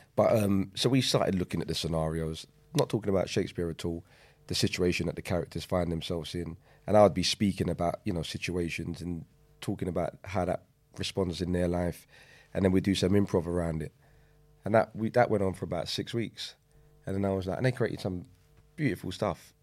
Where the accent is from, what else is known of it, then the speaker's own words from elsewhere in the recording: London, United Kingdom; I grew up in East London, um, on a, on a state